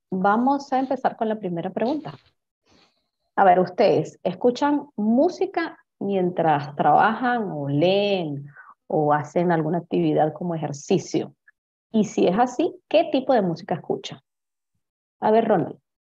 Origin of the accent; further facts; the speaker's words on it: Venezuela; first language Spanish; soy venezolana, vivo en Caracas, Venezuela en este momento